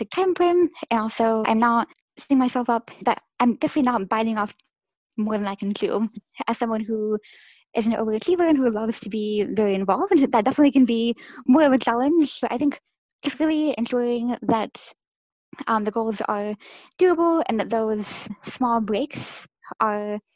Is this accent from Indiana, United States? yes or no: yes; Indianapolis, Indiana, United States; I'm from Indianapolis, Indiana